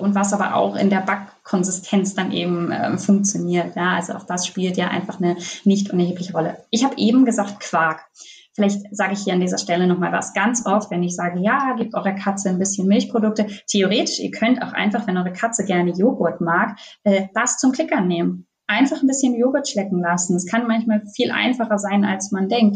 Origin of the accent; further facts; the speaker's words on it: Northern Germany, Germany; now in Bavaria, Germany; Ich komme aus Norddeutschland